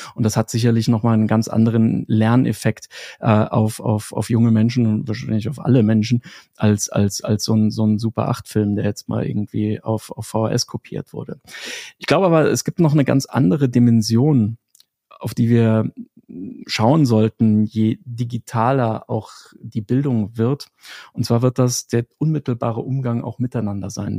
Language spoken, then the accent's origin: German; Germany; moved away; bei uns in Deutschland